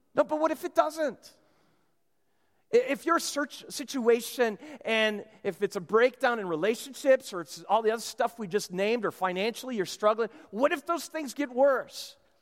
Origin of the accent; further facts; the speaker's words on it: Minnesota, United States; moved away; I'm from Minnesota